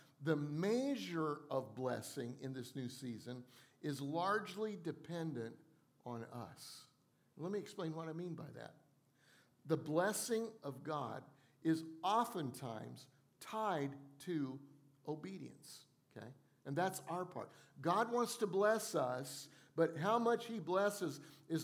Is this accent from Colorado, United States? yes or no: yes; Colorado, United States; now in Charleston, United States; I grew up in Colorado where we had all four seasons